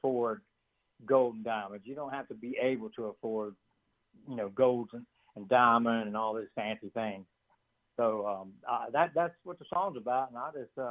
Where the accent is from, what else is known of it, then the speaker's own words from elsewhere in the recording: Bluefield, Virginia, United States; growing up in Bluefield, Virginia